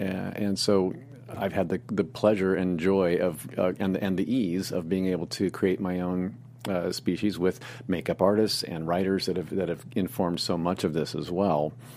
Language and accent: English; Indianapolis, Indiana, United States; moved away as an adult; also born or lived in Muncie, Indiana / Hollywood; a boy growing up in the Midwest